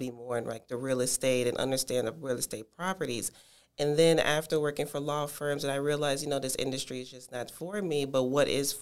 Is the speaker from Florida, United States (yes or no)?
yes; Tampa, Florida, United States; also born or lived in Miami, Florida / Washington, D.C.; my hometown is Miami, Florida, but I grew up here in Tampa, Florida